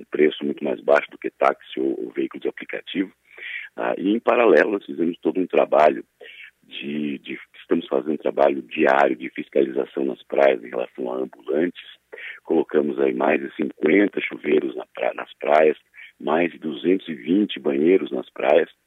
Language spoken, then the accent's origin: Portuguese; Criciúma, Santa Catarina, Brazil; born or raised there; now in Florianópolis, Brazil